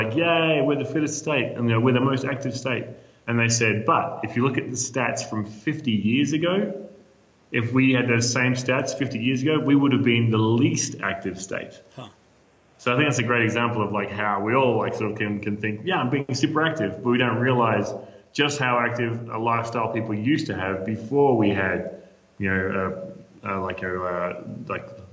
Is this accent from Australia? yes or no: yes; Australia; moved away as an adult; now in Denver, United States; As an Australian